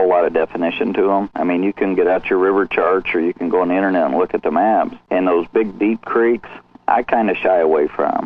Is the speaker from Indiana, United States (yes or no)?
yes; Indiana, United States; I'm from Indiana here, and we're up here where it's tough